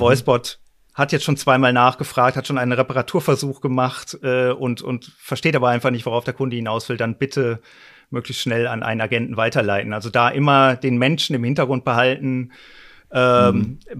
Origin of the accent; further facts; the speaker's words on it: North Rhine-Westphalia, Germany; Ich komme dummerweise aus Westfalen